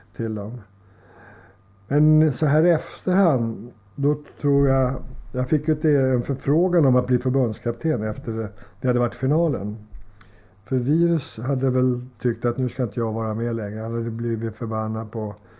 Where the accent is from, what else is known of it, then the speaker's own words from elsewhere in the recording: Solna, Stockholm County, Sweden; Jag är uppvuxen i Solna